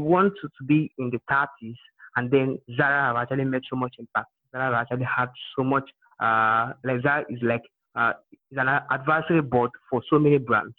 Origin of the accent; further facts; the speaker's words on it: Imo, Nigeria; I'm from Nigeria, Imo State in Nigeria.